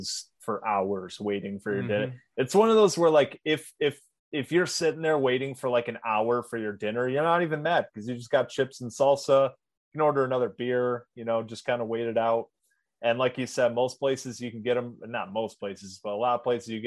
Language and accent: English; Michigan, United States; we're all from Michigan, from a cold weather state.